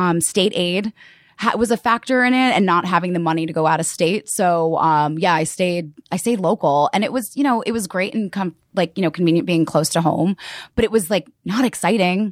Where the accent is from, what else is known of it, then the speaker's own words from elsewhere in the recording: Westchester County, New York, United States; I grew up in Westchester County, um, so a suburb right outside of, um, yeah, New York City.